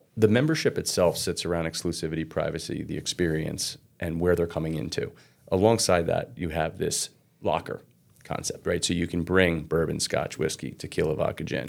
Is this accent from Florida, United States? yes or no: no; Red Bank, New Jersey, United States; I grew up in Red Bank, south of Red Bank.